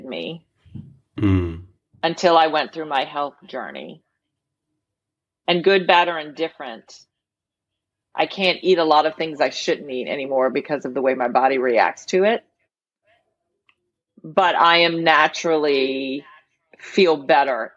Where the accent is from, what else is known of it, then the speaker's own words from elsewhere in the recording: the South, United States; now in Louisiana, United States; people are going to know I'm from the South because I have a porch